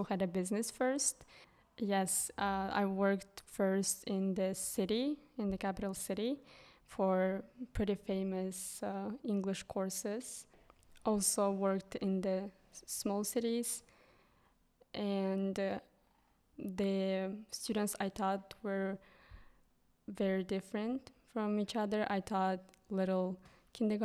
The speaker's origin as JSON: {"language": "English", "region": "southern Kyrgyzstan", "country": "Kyrgyzstan", "also_born_or_lived": "United States", "first_language": "Kyrgyz", "second_language": "English", "moved": "as an adult", "lives_now": "Hungary", "said": "I'm from Kyrgyzstan, and I'm also actually from southern part, which is pretty small village."}